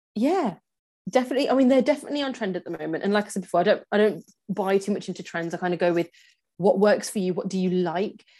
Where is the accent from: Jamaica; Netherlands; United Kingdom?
United Kingdom; England; born and raised in England